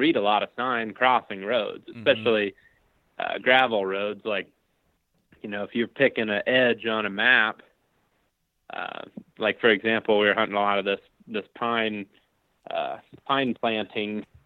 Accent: Ohio, United States; my home state of Ohio

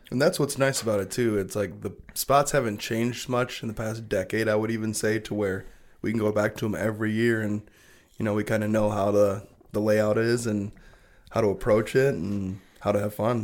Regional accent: Belding, Michigan, United States; We grew up in Belding

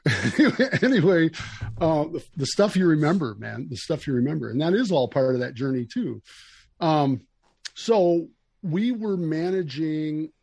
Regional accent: United States; we grew up in Casanova, the town that I'm sitting in right now

